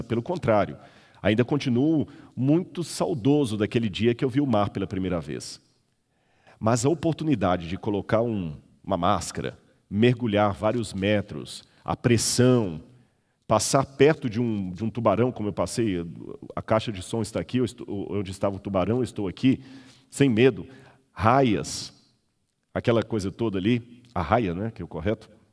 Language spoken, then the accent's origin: Portuguese; Minas Gerais, Brazil; moved away; also born or lived in São Paulo; Eu sou mineiro, não conhecia mar